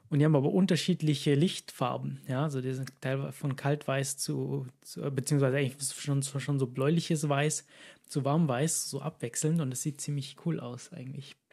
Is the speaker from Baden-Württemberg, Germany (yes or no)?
yes; Ulm, Baden-Württemberg, Germany; moved away as an adult; von meiner ursprünglichen Stadt, ursprünglich aus Ulm. Mhm. Und da sehr lange gewohnt